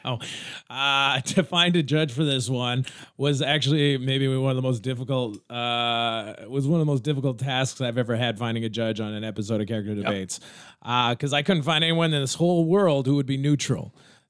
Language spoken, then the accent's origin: English; United States; I'm American, though. I just learned some knowledge. I just took the test.